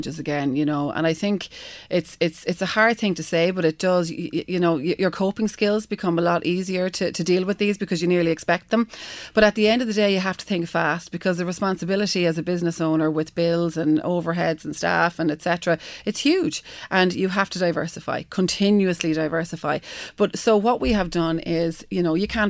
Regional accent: Galway, Connacht, Ireland; moved away; also born or lived in New York / Dún Laoghaire; My hometown is Galway

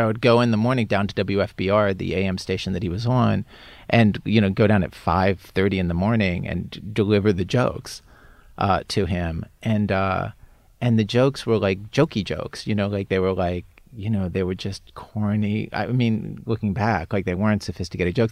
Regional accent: Baltimore, Maryland, United States; I'm from suburban Baltimore

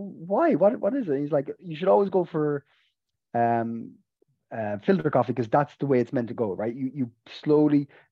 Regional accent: West Cork, Munster, Ireland; now in Dublin, Ireland; Where I grew up in West Cork, it was like in the countryside

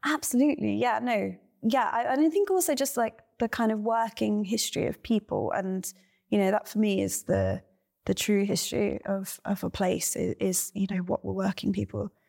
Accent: Cornwall, South West England, United Kingdom; also born or lived in Ireland; I grew up in Ireland and then Cornwall, and generally was in the countryside as a child

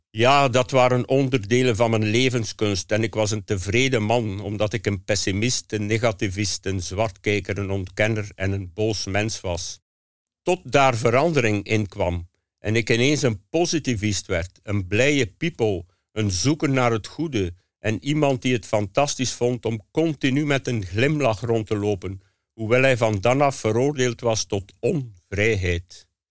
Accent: Hamme, Flanders, Belgium; het huis waar ik geboren ben. In Hamme, op het eh, Oost-Vlaamse platteland

